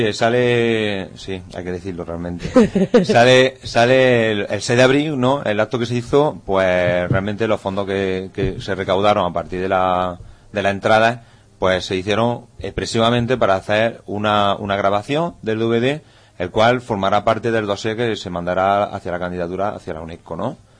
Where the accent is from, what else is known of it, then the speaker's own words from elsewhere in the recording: Benamaurel, Andalusia, Spain; moved away; Una cosa que tenemos muy importante, los benamauralenses, es que allá donde vamos, eh, poca gente reniega de su pueblo